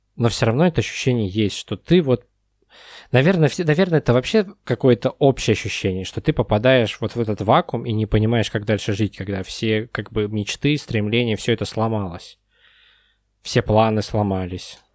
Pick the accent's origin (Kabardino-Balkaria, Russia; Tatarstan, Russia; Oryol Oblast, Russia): Tatarstan, Russia; Kazan; also born or lived in Moscow; now in Almaty, Kazakhstan; авиастроительный район, вон там вот где-то вот мой дом